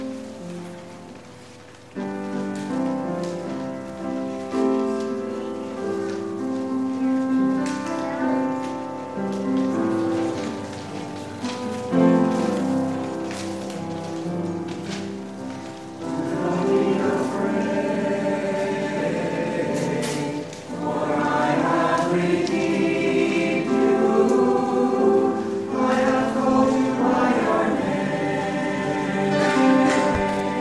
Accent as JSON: {"language": "English", "town": "Tillicoultry", "region": "Scotland", "country": "United Kingdom", "said": "I come from Tillicoutry, which is just outside Stirling."}